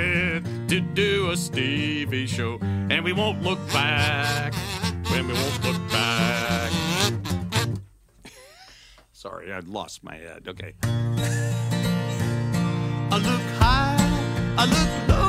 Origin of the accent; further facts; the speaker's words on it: San Jose, California, United States; I grew up in San Jose, Silicon Valley